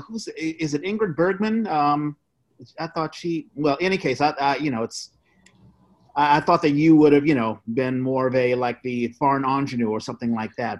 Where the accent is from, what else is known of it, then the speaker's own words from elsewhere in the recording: East Coast, United States; I grew up on the East Coast as well.